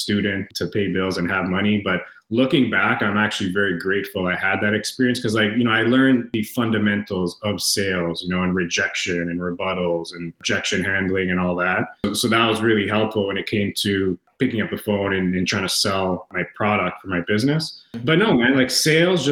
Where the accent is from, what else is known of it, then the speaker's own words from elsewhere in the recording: Toronto, Ontario, Canada; I'm from Toronto, Canada